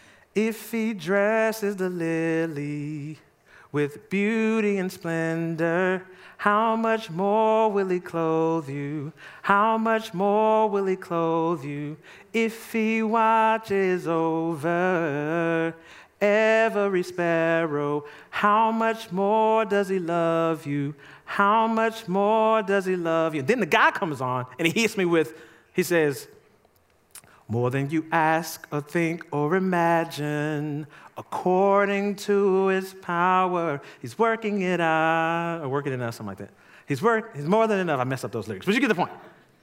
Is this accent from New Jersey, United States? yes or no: no; Jackson, Mississippi, United States; I grew up in Jackson, Mississippi, going to visit my grandmama.